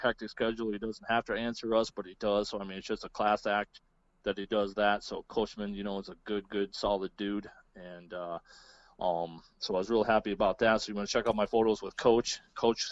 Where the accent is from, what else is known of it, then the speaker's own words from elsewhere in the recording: Pierre, South Dakota, United States; I've gone back to my hometown. I grew up around the Pierre area in central South Dakota